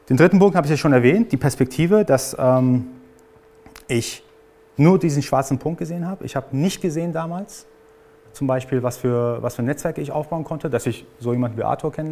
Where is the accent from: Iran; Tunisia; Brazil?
Iran; Also ich bin gebürtiger Iraner, ist nicht so, dass ich jetzt alles mitbekommen habe, sondern ich musste tatsächlich auch dafür arbeiten.